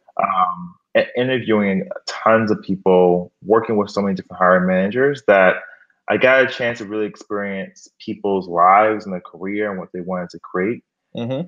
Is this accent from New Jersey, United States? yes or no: no; Miami, Florida, United States; moved away as an adult; also born or lived in Gainesville, Florida / Harlem, New York City; now in New York City, United States; I'm actually from Miami, Florida